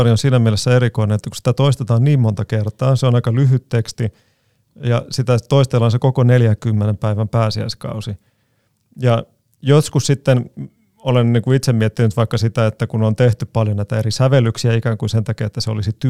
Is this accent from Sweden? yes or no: no; Greece; meillä Kreikassa sitten pääsiäis sunnuntain, iltapäivänä, kun luetaan evankeliumista, niin luetaan monella eri kielellä